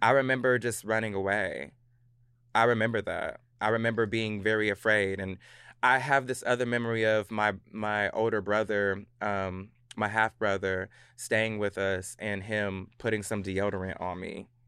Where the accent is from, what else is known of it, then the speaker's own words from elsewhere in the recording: Clarksville, Tennessee, United States; also born or lived in Virginia / Germany / Hawaii; Clarksville, Tennessee